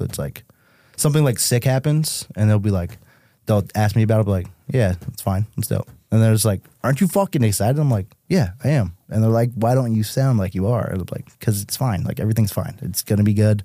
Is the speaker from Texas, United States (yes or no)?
no; Chicopee, Massachusetts, United States; moved away as an adult; now in Los Angeles, United States; I'm from Mass